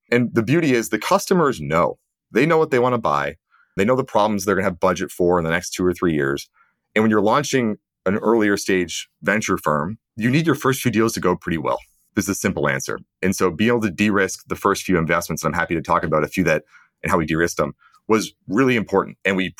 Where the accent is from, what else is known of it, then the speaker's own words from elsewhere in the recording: Canada; also born or lived in United States / England; Yeah, I'm Canadian. And growing up, I lived in the US, Canada, and England.